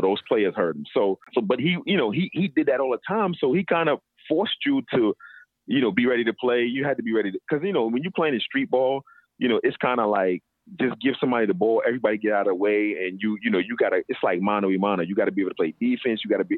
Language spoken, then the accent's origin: English; New York City, New York, United States; growing up in Brooklyn and growing up in New York City, not just Brooklyn, but growing up in New York City